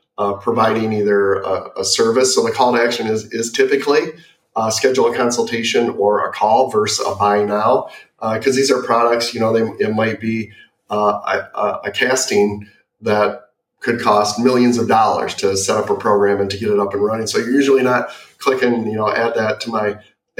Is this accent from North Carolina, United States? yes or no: no; Michigan, United States; growing up in Michigan